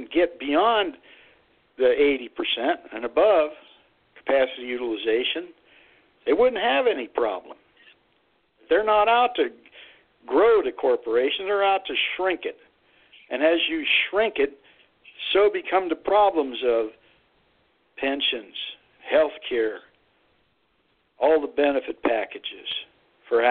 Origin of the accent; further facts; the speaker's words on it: Youngstown, Ohio, United States; I grew up in Youngstown, Ohio, about 4 miles from Lordstown.